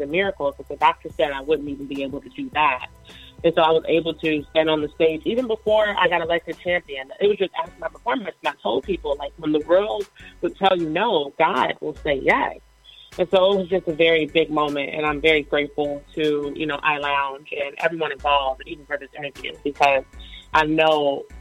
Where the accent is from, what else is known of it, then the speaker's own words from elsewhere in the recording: Chicago, Illinois, United States; I'm from Chicago, Illinois.